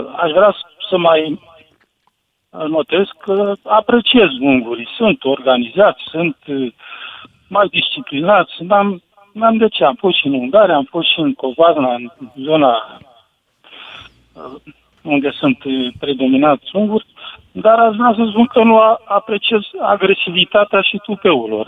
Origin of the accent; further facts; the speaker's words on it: Romania; eu ca român